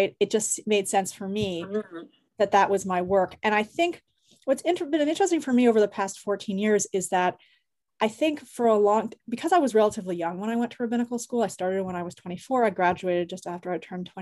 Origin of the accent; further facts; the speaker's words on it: Canada; moved away as an adult; Both my parents were involved with various forms of activism while I was growing up in Canada